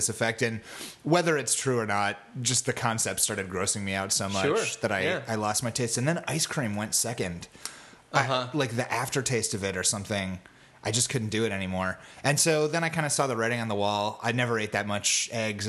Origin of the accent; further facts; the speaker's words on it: the Ozarks, Southwest Missouri, United States; I grew up in Southwest Missouri, like the Ozarks.